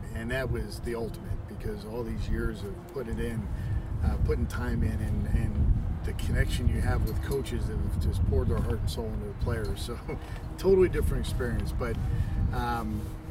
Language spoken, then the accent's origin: English; Philadelphia, Pennsylvania, United States; moved away; working for the Phillies, but being that it was my hometown team